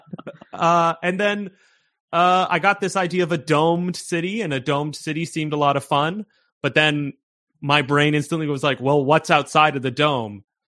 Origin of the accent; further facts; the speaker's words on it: Canada; also born or lived in York, Toronto; there's a thing that we call in Canada the bush, which is basically like, uh, it's a town of 800 people and there's one road in and one road out. Uh, and that's where I grew up.